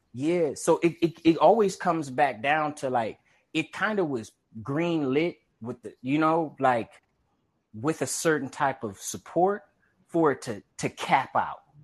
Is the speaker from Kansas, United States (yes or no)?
no; Compton, California, United States; when I was growing up in Compton